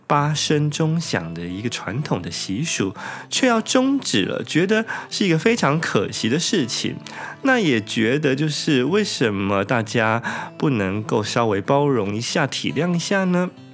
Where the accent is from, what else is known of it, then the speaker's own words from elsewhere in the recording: Taiwan; now in Japan; 其实我们台湾人大概应该不会喜欢这个东西的